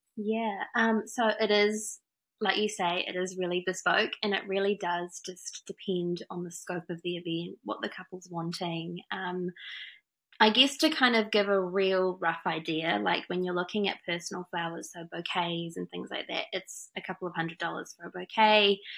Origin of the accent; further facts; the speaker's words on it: France; also born or lived in Wanganui, New Zealand; now in Auckland, New Zealand; I'm from France originally.